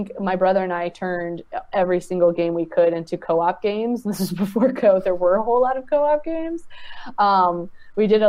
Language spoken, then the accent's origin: English; Richmond, Virginia, United States; growing up in Richmond, Virginia, playing video games in the suburbs